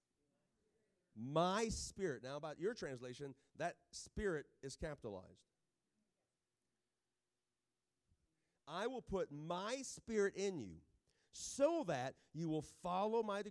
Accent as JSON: {"language": "English", "region": "Kentucky", "country": "United States", "said": "I'm from Kentucky"}